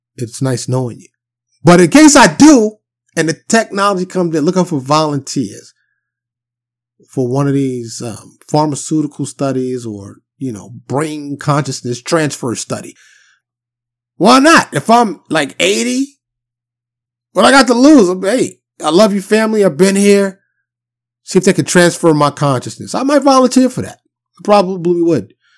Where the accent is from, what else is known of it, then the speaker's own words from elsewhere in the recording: New York City, New York, United States; being born and raised in New York City